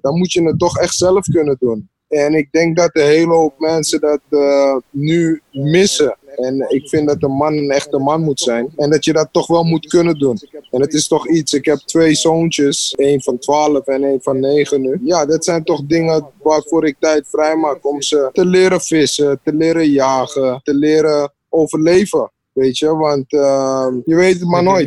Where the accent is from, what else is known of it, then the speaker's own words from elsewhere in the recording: Suriname; ik kom uit Suriname